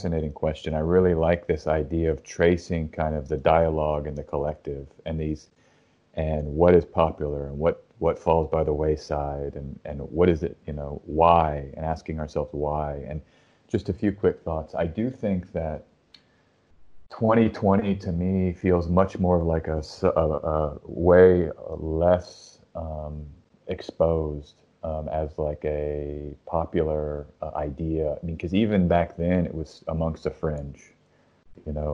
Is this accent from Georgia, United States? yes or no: no; Austin, Texas, United States; I'm from Austin